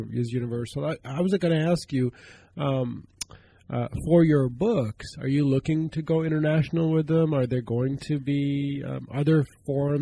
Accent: India; moved away; I grew up in India

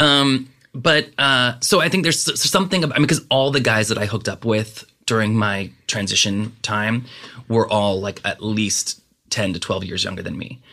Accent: Southern California, United States; also born or lived in New York; growing up in Southern California

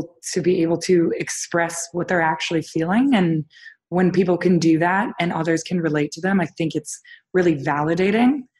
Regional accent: Toronto, Ontario, Canada; I was born and raised in Toronto, Canada, which was a great place to grow up.

